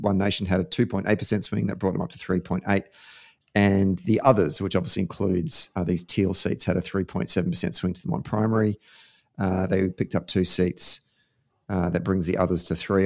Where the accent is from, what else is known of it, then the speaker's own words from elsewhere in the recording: Victoria, Australia; my home state, the great state of Victoria